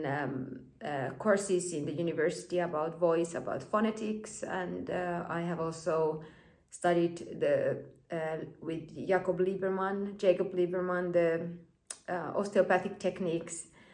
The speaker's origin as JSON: {"language": "English", "country": "Finland", "tie": "born or raised there", "said": "I was born and raised in Finland."}